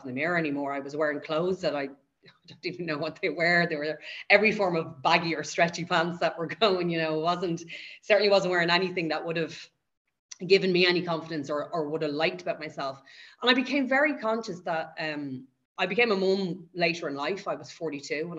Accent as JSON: {"language": "English", "town": "Dublin", "region": "Leinster", "country": "Ireland", "tie": "born or raised there", "said": "I live and I've grown up in Dublin. I've been there my whole life."}